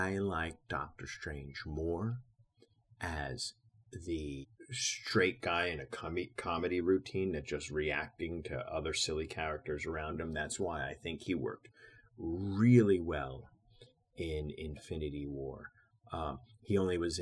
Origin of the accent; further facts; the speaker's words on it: Jersey City, New Jersey, United States; moved away; That was my hometown for mostly 15 years there